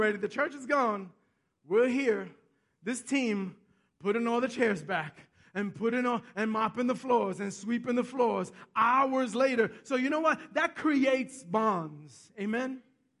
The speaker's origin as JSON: {"language": "English", "town": "New York City", "region": "New York", "country": "United States", "tie": "born or raised there", "also_born_or_lived": "Bronx / Westchester", "said": "I'm from Manhattan. I grew up in Manhattan"}